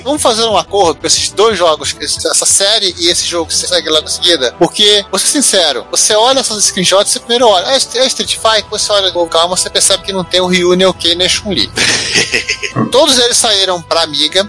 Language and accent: Portuguese; Brazil; nós como brasileiros